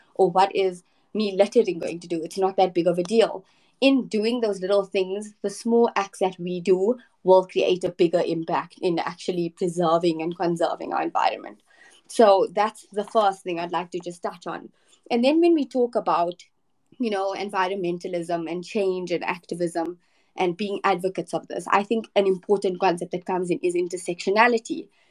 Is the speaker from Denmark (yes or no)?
no; South Africa; I am from South Africa